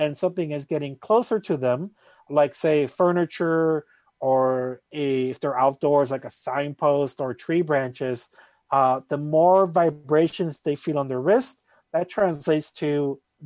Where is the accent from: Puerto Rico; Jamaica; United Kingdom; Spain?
Puerto Rico; now in Boston, United States; I'm originally from Puerto Rico